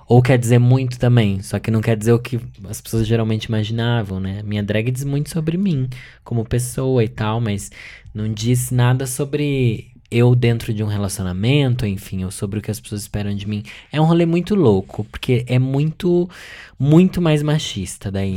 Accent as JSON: {"language": "Portuguese", "town": "Sorocaba", "region": "São Paulo", "country": "Brazil", "moved": "yes", "said": "eu sou de Sorocaba, interior de São Paulo"}